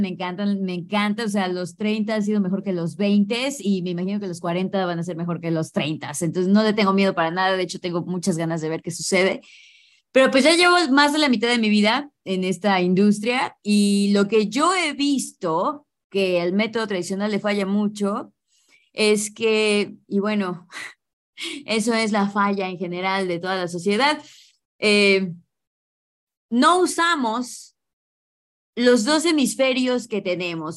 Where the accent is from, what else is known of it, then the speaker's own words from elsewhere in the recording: Mexico; first language English; soy mexicana